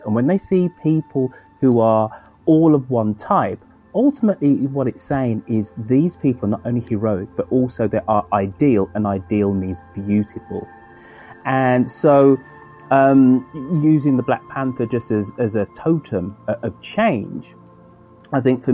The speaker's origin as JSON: {"language": "English", "town": "Birmingham", "region": "West Midlands", "country": "United Kingdom", "tie": "born or raised there", "said": "my hometown of Birmingham in England"}